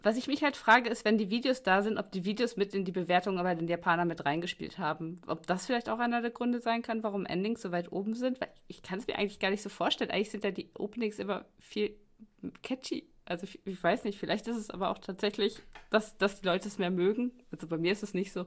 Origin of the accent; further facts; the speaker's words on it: Germany; als Deutscher